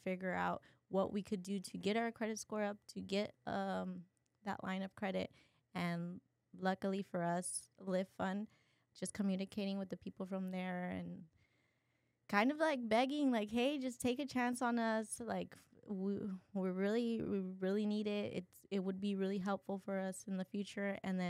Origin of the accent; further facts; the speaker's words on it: Brownsville, Texas, United States; I mean, we're from Brownsville, Texas. You know, we grew up poor.